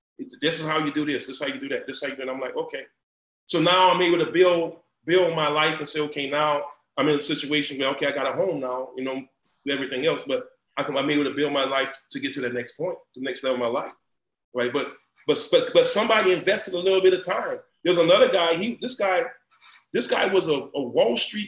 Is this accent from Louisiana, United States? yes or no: yes; New Iberia, Louisiana, United States; moved away; I'm from New Iberia, Louisiana, I'm from the boot, I mean the mud